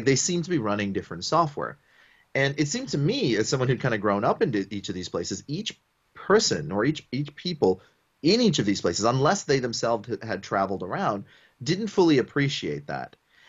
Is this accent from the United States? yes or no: no; Botswana; also born or lived in Sri Lanka / Papua New Guinea; And then I grew up in Botswana at a time when South Africa was going through apartheid.